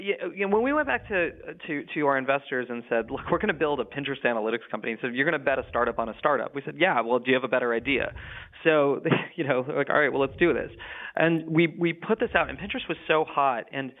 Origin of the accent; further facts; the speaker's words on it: Silicon Valley, California, United States; I grew up in the Silicon Valley